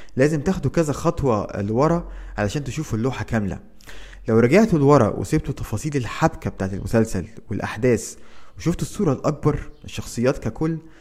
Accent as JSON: {"language": "Arabic", "country": "Egypt", "said": "وعندنا في مصر"}